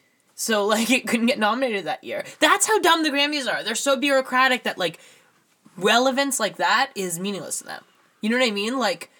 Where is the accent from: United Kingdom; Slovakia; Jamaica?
United Kingdom; As a British vocalist. There's only going to be one, and now he took it.